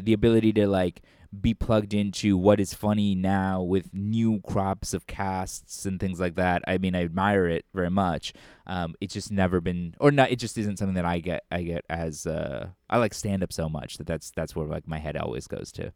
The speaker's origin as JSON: {"language": "English", "country": "United States", "tie": "born or raised there", "said": "growing up in America"}